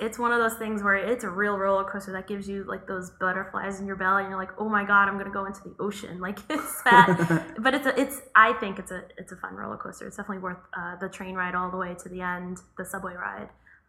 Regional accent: Connecticut, United States; where I grew up in Connecticut, but my family is in Brooklyn.

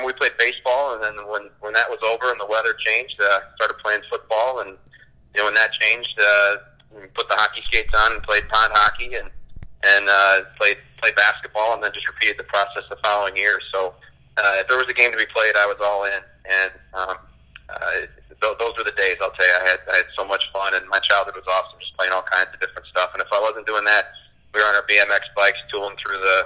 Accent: Chicago, Illinois, United States; I grew up in the Chicago area

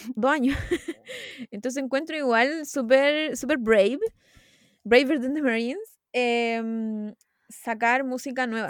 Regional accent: Chile

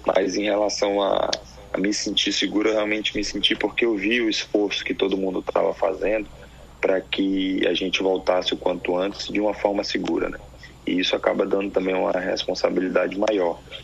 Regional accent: Manaus, Amazonas, Brazil; also born or lived in Bahia; now in South Korea; apesar de eu ser de eu ser baiano eu mudei muito cedo. Com um ano de idade eu fui para Manaus

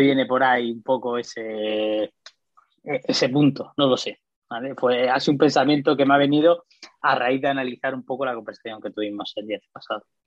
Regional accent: Murcia, Region of Murcia, Spain; Yo soy de Murcia, mm, resido allí

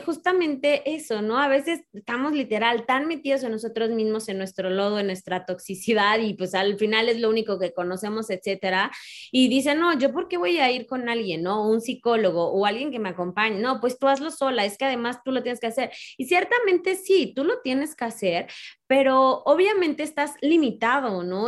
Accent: Mexico; como mexicanos

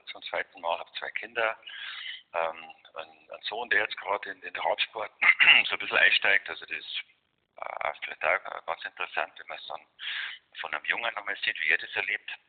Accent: Garching an der Alz, Bavaria, Germany; Ich sitze jetzt da gerade, wo ich geboren bin, im Chiemgau, in Garching an der Alz. Da habe ich äh ja, jetzt seit 57 Jahre meines Lebens verbracht, äh, mehr oder weniger.

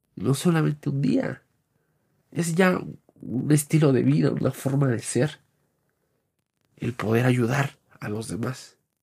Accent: Mexico; nuestra cultura como mexicanos

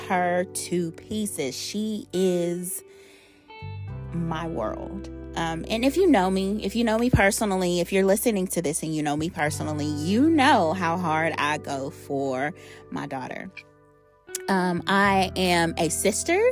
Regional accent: Shreveport, Louisiana, United States; I've been in the South all my life. I'm from Shreveport, Louisiana.

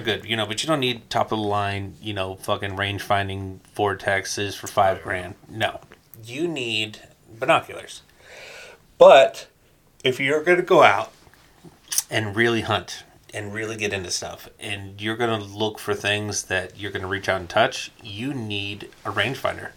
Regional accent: Covina, California, United States; also born or lived in Victorville, California; I uh, lived in Covina and I grew up in Covina

